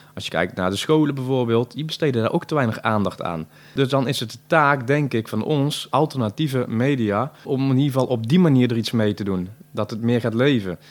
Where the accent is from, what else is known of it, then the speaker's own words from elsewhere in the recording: Tilburg, North Brabant, Netherlands; Ik ben een geboren en getogen Tilburger